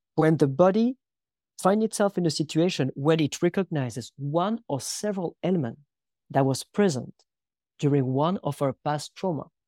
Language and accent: English; France; moved away; also born or lived in United States; I was born in France in nineteen eighty in a very, very small village where about sixty people in the middle of the woods